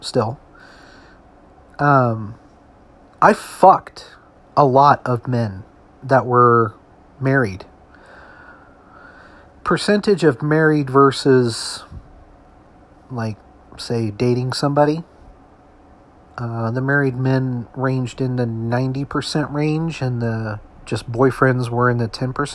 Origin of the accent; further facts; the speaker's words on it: United States; I'm an American, born and raised in this country.